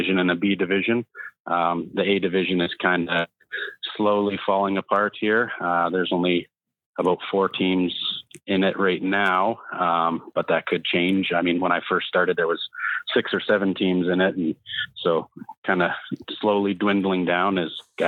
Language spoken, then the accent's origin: English; Saskatoon, Saskatchewan, Canada; moved away as an adult; now in Calgary, Canada; I was born and raised in Saskatoon and moved out to the Calgary area here about 5.5 years ago